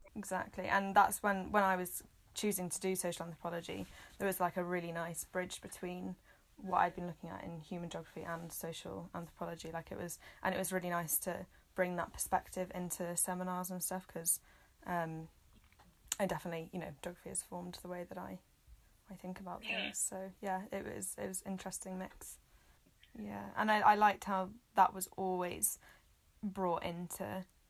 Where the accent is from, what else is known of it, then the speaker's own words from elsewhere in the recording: Wales, United Kingdom; also born or lived in Manchester; i've loved growing up in wales